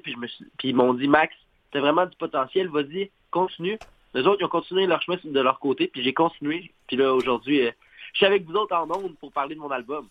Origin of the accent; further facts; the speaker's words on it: Montreal shore, Quebec, Canada; now in Saguenay, Canada; je viens de la rive de Montréal, mais je vis actuellement au Saguenay